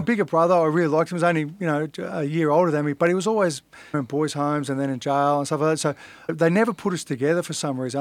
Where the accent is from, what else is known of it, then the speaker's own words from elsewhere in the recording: Sydney, New South Wales, Australia; also born or lived in Inner West, Sydney; I grew up in Fairlight, which is a suburb